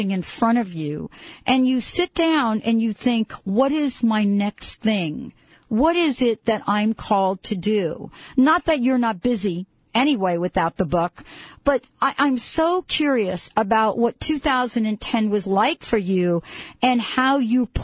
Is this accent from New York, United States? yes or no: yes; New York, United States; I'm from New York, right? So, you know, almost every apartment building, I grew up in the projects